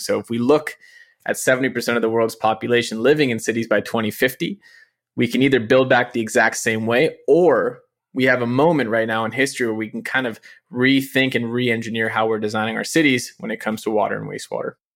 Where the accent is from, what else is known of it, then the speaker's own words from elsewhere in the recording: San Francisco, California, United States; I'm born and raised here, which in the tech era is increasingly rare to have people who are actually born and raised in San Francisco and still live in San Francisco